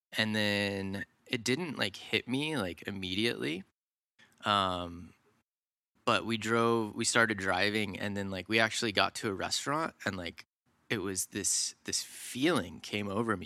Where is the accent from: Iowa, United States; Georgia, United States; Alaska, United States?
Georgia, United States; suburbs north of Atlanta; I grew up, uh, in the suburbs, about an hour north of Atlanta, Georgia.